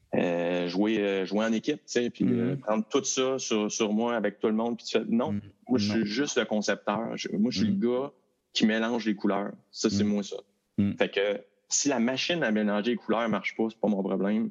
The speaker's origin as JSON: {"language": "French", "town": "Val-d'Or", "region": "Quebec", "country": "Canada", "moved": "yes", "said": "je suis parti de Val d'Or"}